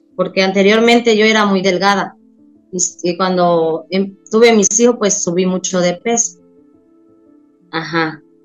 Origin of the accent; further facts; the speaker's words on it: Tabasco, Mexico; moved away as an adult; now in Cozumel, Mexico; No, yo me vine a vivir a Cozumel. Yo soy de Tabasco, pero vine a, a, Cozumel y aquí tengo 20 años de estar